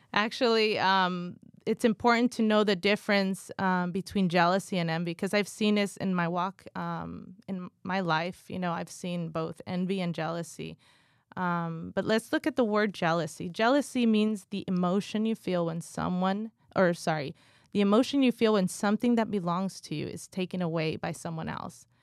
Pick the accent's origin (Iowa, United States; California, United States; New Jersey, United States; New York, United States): California, United States; also born or lived in Guatemala; I was born in Guatemala, raised in California, literally grew up in the church